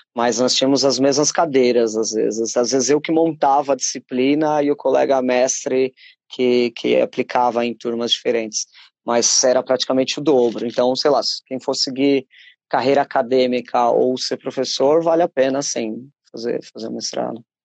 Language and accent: Portuguese; Brazil; moved away as an adult; now in Portugal; percebem o sotaque falam, ah, é, és brasileiro. Falo, Sim